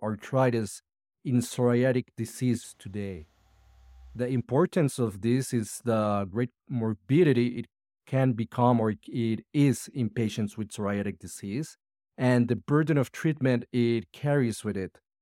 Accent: Medellín, Antioquia, Colombia; I'm a rheumatologist from Medellín, Colombia

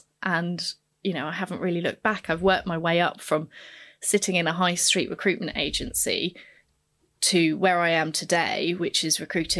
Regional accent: Tanzania; first language Swahili; English is a second language; Swahili was actually my first language alongside Chigogo.

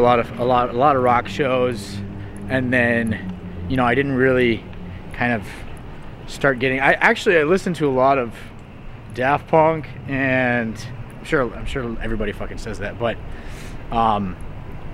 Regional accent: near Houston, Texas, United States; I grew up near Houston

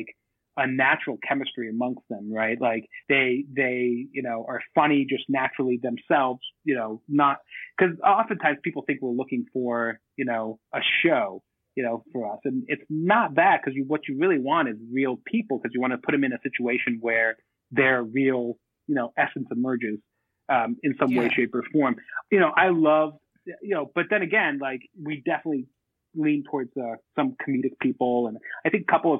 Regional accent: Boston, Massachusetts, United States; I'm from Boston. I was born in Boston, and all my family's from Boston

